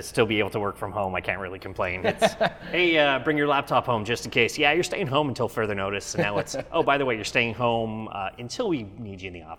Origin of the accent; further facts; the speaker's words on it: Canada; I do feel as Canadians